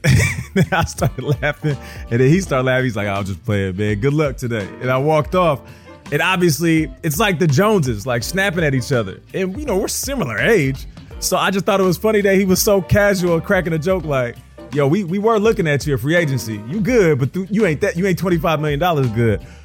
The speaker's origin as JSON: {"language": "English", "town": "Seattle", "region": "Washington", "country": "United States", "said": "I'm from Seattle"}